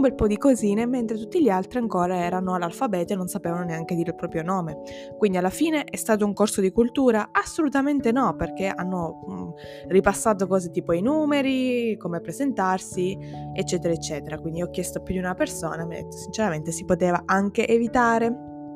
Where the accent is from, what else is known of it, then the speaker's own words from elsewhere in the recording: Sicily, Italy; mi sento tanto italiana quanto siciliana